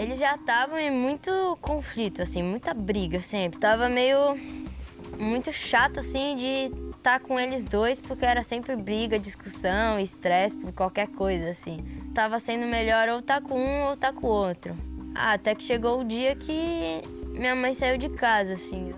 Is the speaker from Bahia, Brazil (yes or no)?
no; Florianópolis, Santa Catarina, Brazil; eu nasci aqui em Floripa, na Ilha da Magia.